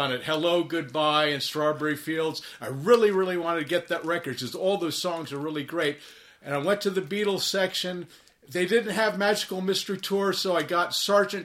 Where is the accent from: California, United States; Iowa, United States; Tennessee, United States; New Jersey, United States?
New Jersey, United States; Princeton; Growing up in Princeton